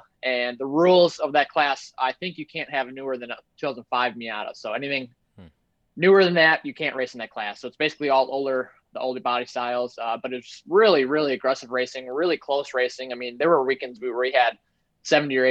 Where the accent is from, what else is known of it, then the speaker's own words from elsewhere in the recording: Menomonee Falls, Wisconsin, United States; also born or lived in Slinger, Wisconsin; I was born in Menominee Falls, Wisconsin